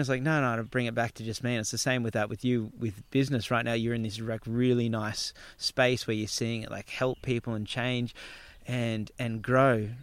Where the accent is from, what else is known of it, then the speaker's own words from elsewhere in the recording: Gold Coast, Queensland, Australia; Palm Beach where I grew up on the Gold Coast